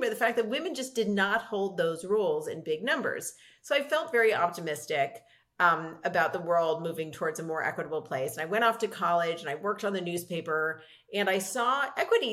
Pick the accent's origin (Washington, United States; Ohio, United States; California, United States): California, United States; Los Angeles; I grew up in Los Angeles with a hugely supportive family.